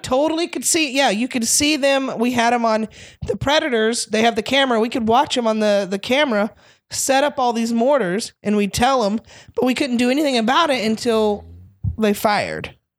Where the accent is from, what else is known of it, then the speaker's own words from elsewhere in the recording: North Carolina, United States; also born or lived in Florida; moved to North Carolina, grew up mostly there